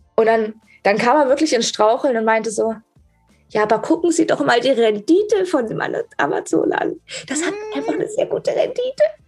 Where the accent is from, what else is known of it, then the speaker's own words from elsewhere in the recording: Germany; ich bin eine Deutsche